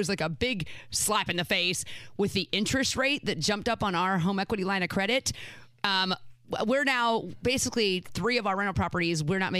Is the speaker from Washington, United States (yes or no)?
no; Anderson, Indiana, United States; I'm from Anderson, and I grew up a hip-hop girl